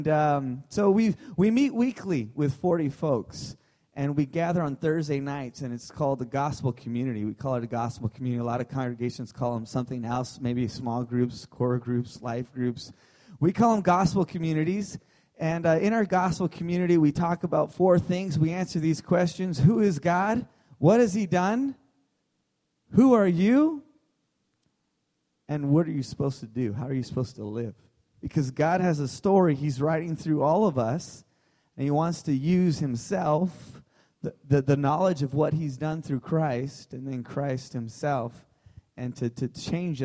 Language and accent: English; Southern California, United States; moved away as an adult; now in Santa Rosa, United States; I was from Southern California and spent my whole life there